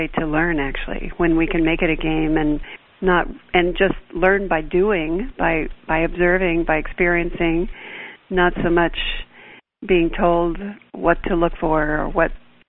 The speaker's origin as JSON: {"language": "English", "town": "Houston", "region": "Texas", "country": "United States", "tie": "born or raised there", "said": "I grew up in Houston, Texas, which is also a major urban area, but my family had a house that was in a new development in kind of the suburbs, if you will, of Houston at the time."}